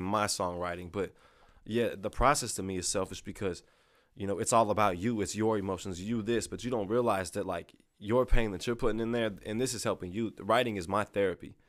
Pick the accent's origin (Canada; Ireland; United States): United States; Lexington, Missouri; I grew up, like, in Lexington, Missouri.